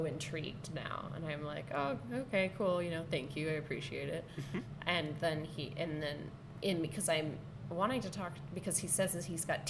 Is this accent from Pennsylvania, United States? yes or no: no; Sonoma, California, United States; moved away; asked out in my hometown